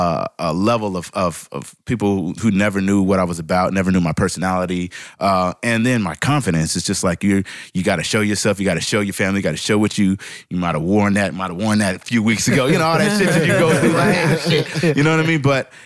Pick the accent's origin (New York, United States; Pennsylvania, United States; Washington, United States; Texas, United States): Washington, United States; Seattle; now in Atlanta, United States